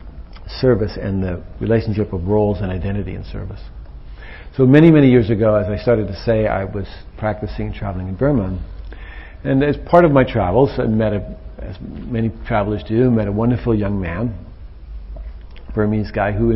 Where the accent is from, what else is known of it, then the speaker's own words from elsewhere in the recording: United States; being an American